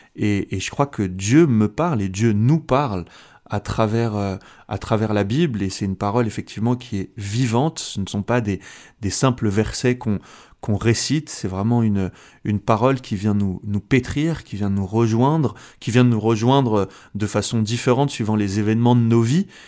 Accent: France; also born or lived in Switzerland; je suis français euh, d'origine algérienne. Mes deux parents sont algériens

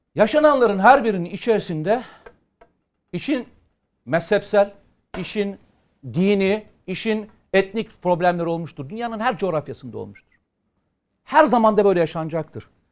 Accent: Samsun, Turkey; Benim memleketim Samsun'u

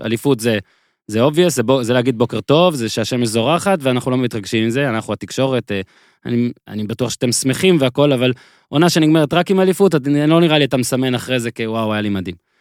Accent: Nahariya, Northern District, Israel; moved away; אני זוכר את נהריה כילד כשגדלתי. בצפון

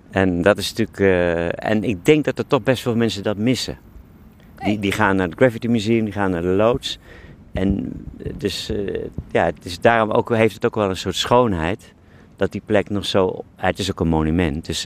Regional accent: London, United Kingdom; Eh, ja, want ik kwam uit Londen, ehm, woonde in Geuzenveld.

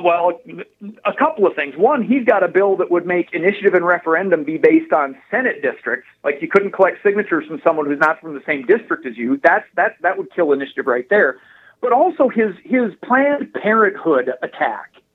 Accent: Lake Herman, South Dakota, United States; now in Aberdeen, United States; I grew up on Lake Herman.

